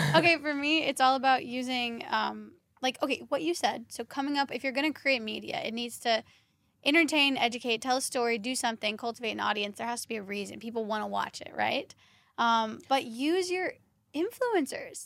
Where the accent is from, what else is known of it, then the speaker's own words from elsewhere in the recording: Kentucky, United States; I'm originally from Kentucky